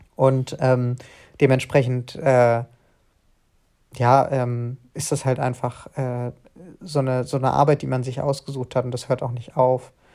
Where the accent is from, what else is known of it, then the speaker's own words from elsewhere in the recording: Frankfurt am Main, Hesse, Germany; ich komme aus Frankfurt am Main